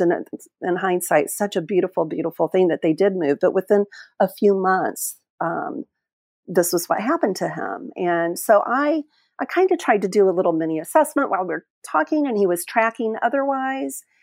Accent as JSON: {"language": "English", "region": "Illinois", "country": "United States", "tie": "born or raised there", "also_born_or_lived": "Oklahoma / Springfield, Illinois", "moved": "as an adult", "lives_now": "Whangarei, New Zealand", "said": "I was born and my mother's side of the family was in Oklahoma and then we moved to Illinois, which is where my dad originated from"}